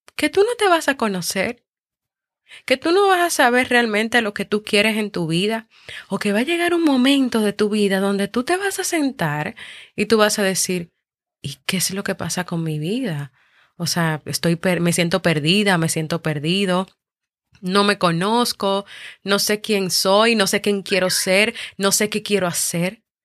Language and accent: Spanish; Dominican Republic; aquí en mi país, República Dominicana